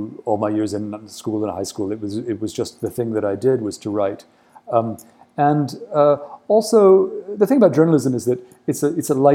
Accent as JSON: {"language": "English", "country": "Egypt", "tie": "born or raised there", "also_born_or_lived": "United States", "moved": "as an adult", "lives_now": "India", "said": "having grown up in Egypt during the 67 war, I was in Egypt during the 73 war."}